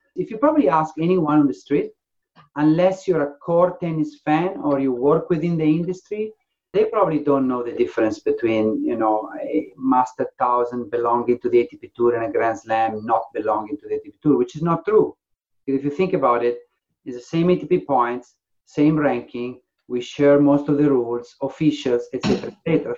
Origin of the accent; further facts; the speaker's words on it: Faenza, Emilia-Romagna, Italy; also born or lived in Ravenna; now in England, United Kingdom; My grandfather was the founder of the tennis club in my hometown, in Faenza, a very small town. So I grew up in a house full of tennis rackets